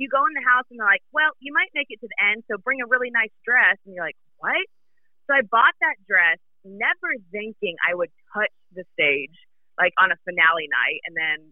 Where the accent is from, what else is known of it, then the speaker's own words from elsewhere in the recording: the South, United States; moved away; But I love being from the South. I love being from a small town